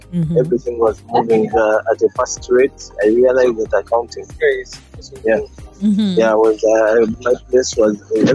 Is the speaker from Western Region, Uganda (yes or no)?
no; Kampala, Central Region, Uganda; also born or lived in Nairobi, Kenya / India; Basically, I grew up from Kampala. Mm-hmm. But then I was born in Nairobi.